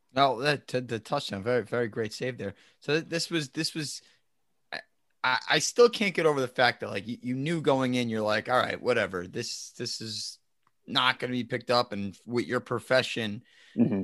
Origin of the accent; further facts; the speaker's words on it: New Jersey, United States; we're from New Jersey